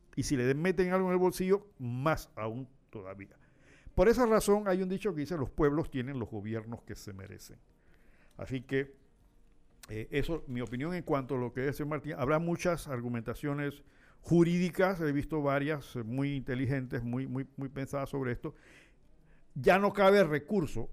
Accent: Panama

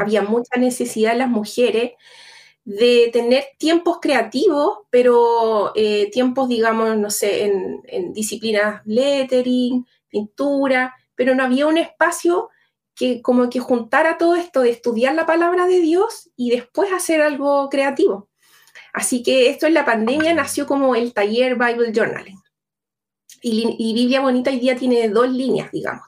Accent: Chile; accent: Chilean; yo soy chilena, vivo en Santiago

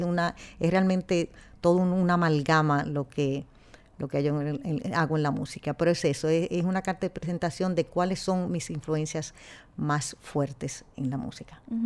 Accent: Dominican Republic; now in New York, United States; nosotros poder ser dominicanos 100%

